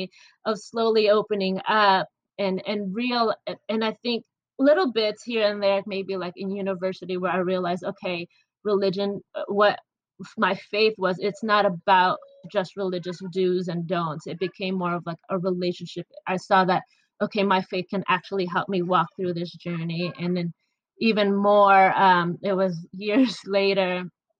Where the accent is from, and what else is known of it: Michigan, United States; born or raised there; also born or lived in Philippines